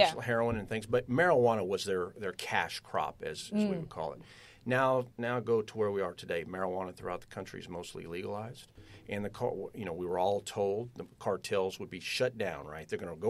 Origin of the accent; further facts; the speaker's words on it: Austin, Texas, United States; And I said, well, I'm from Austin. I sure would like to stay here.